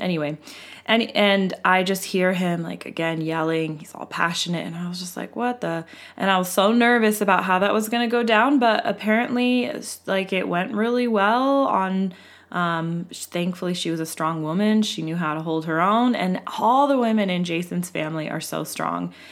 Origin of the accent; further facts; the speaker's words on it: West Coast, United States; we are from the West Coast, and we are a white family